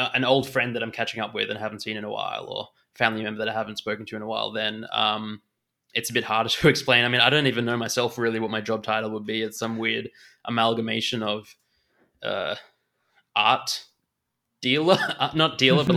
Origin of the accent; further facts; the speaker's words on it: Australia; accent: Australian; moved away as an adult; now in Munich, Germany; I'm born in Australia and I grew up in Australia.